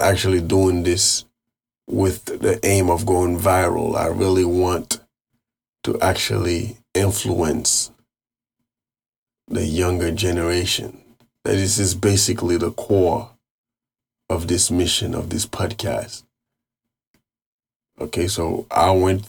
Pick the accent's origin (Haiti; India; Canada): Haiti; Carrefour, Ouest; I was born and raised in Haiti.